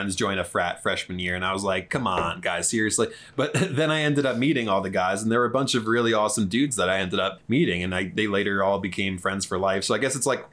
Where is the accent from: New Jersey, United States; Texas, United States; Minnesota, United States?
New Jersey, United States; moved away; growing up in Jersey. That was my favorite season in Jersey, was fall always.